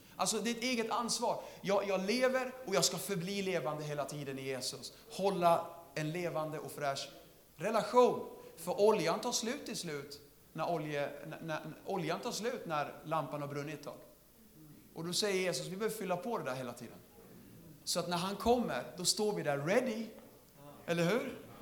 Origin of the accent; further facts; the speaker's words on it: Södertälje, Stockholm County, Sweden; Jag är från Södertälje.